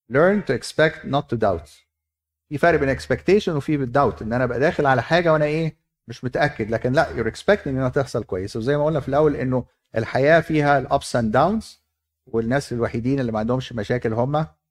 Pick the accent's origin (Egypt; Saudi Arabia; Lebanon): Egypt; عندنا في مصر